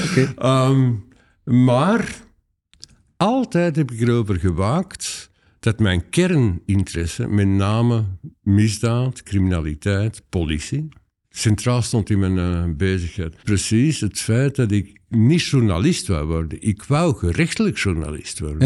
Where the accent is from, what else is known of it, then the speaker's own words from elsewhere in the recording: Antwerp area, Flanders, Belgium; moved away as an adult; also born or lived in Leuven; ik kom eigenlijk oorspronkelijk uit het Antwerpse